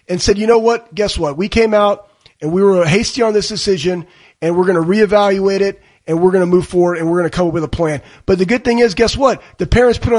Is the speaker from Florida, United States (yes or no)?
no; Dallas, Texas, United States; I'm from Dallas